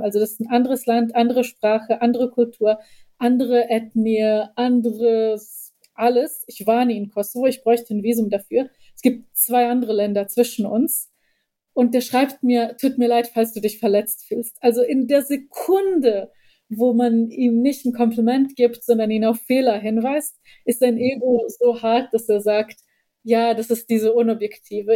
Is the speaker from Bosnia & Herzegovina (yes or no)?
yes; Bosnia & Herzegovina; now in Germany; ich als Bosniakin